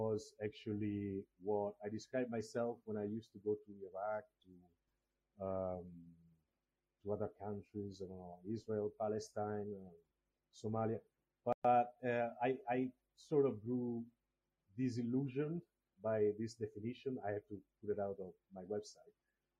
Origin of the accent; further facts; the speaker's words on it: Togo; born there; I was born in Africa, I was born in Togo, but I don't know where my roots are, because my biological parents didn't leave any traces.